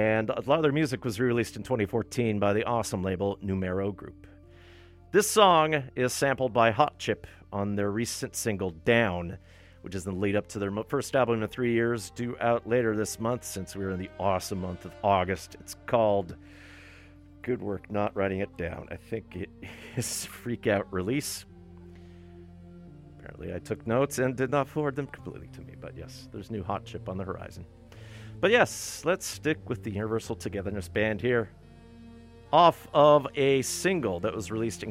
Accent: Ontario, Canada; now in Vancouver, Canada; Growing up in Ontario

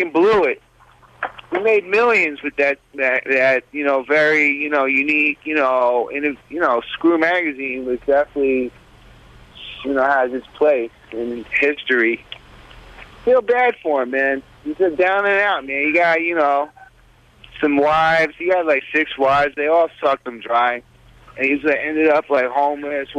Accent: New York City, New York, United States; also born or lived in Brooklyn; I was born in Brooklyn, but I grew up in Manhattan, specifically Greenwich Village

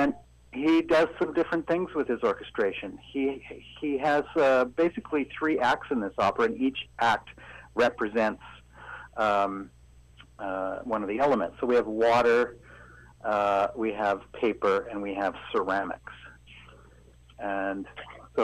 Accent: North Vancouver, British Columbia, Canada; moved away; I grew up in North Vancouver

